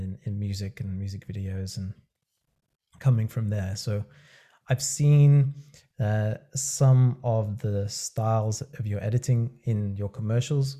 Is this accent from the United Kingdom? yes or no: yes; United Kingdom; being a Brit